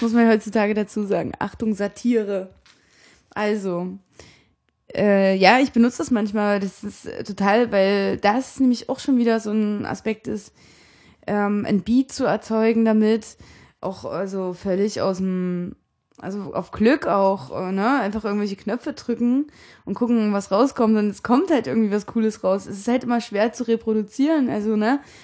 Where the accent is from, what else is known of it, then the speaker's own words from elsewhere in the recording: Sebnitz, Saxony, Germany; Wo kommst du her? Sebnitz.